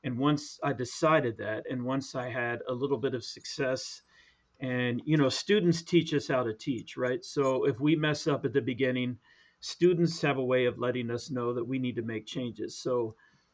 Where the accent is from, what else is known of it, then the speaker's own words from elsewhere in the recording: Maryland, United States; moved away as an adult; also born or lived in Taiwan; I'm from Maryland